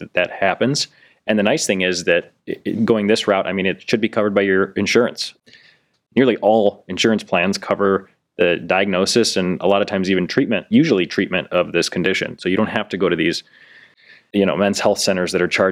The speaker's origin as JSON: {"language": "English", "town": "North Royalton", "region": "Ohio", "country": "United States", "tie": "born or raised there", "said": "west side, I grew up in North Royalton"}